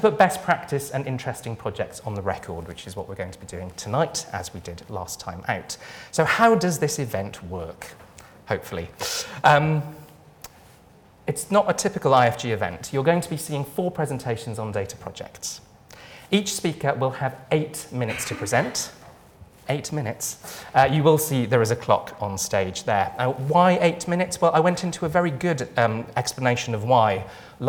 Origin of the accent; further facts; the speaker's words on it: Wales, United Kingdom; I'm Welsh